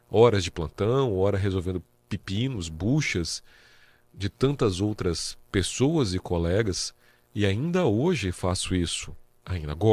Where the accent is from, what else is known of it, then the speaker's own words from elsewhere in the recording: Vitória, Espírito Santo, Brazil; moved away as an adult; now in Presidente Prudente, Brazil; eu sou capixaba. Capixaba. Sou Vitória, sou 027.